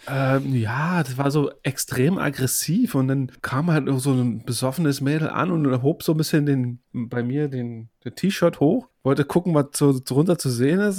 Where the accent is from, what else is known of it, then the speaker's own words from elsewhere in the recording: Germany; bei uns in Deutschland